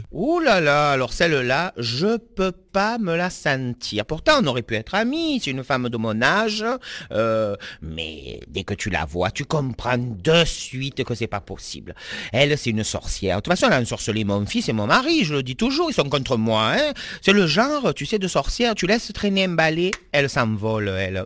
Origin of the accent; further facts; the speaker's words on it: the South, south of France, France; moi je suis du Sud